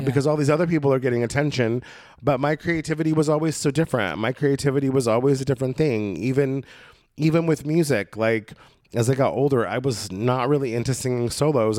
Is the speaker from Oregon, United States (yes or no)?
yes; Oregon, United States; moved away as an adult; now in Los Angeles, United States; my experience in Oregon State growing up on the coast